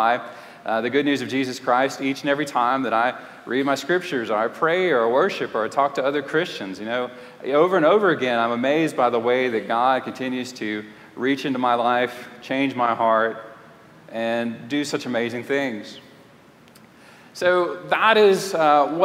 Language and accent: English; Lafayette, Louisiana, United States; moved away; also born or lived in Houston, Texas / Clear Lake, Texas / Fort Worth, Texas / Canton, Texas; I grew up in Lafayette, Louisiana, and just a couple hours away from here